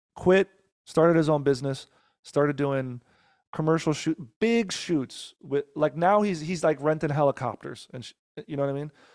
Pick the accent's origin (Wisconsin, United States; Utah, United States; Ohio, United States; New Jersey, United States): New Jersey, United States; Teaneck; now in Los Angeles, United States; born and raised in Jersey. I was born in Teaneck, New Jersey